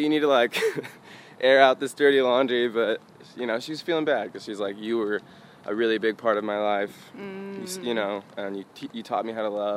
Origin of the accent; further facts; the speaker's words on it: Portland, Oregon, United States; I was born in Portland, Oregon